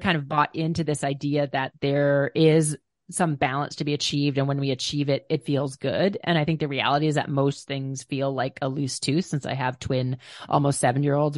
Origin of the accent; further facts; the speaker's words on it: Minnesota, United States; I grew up in Minnesota, which was not a rock climbing mecca